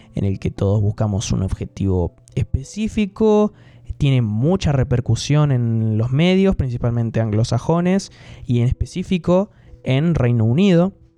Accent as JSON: {"language": "Spanish", "town": "Gualeguaychú", "region": "Entre Ríos", "country": "Argentina", "tie": "born or raised there", "said": "Mi ciudad natal Gualeguaychú"}